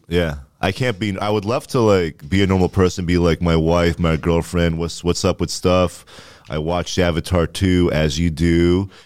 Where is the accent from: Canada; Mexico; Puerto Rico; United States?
Canada; Ottawa, Ontario; moved away; Orleans, where I'm from